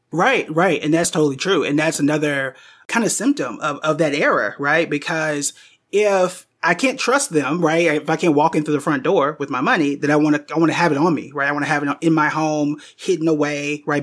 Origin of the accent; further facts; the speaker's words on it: Tulsa, Oklahoma, United States; I was born and raised in Tulsa